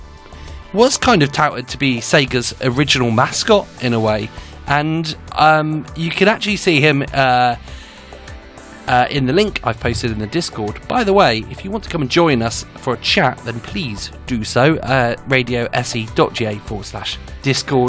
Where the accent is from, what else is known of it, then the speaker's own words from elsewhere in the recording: England, United Kingdom; That's just my Englishness coming out